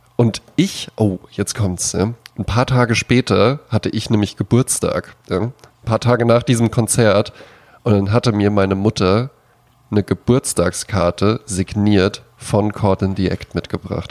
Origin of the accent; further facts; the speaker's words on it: Germany; Ich bin ja auch am Hunert aufgewachsen.